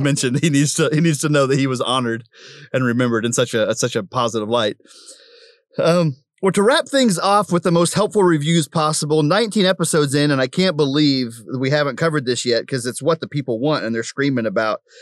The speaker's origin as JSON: {"language": "English", "town": "Prague", "region": "Oklahoma", "country": "United States", "moved": "yes", "said": "I'm from Prague"}